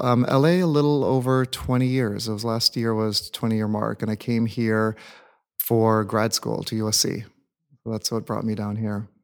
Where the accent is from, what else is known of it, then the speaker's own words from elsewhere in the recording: New England, Connecticut, United States; first language English; moved away as an adult; also born or lived in Indiana / Washington, D.C. / San Francisco; now in Los Angeles, United States; I grew up, um, back east in New England and Connecticut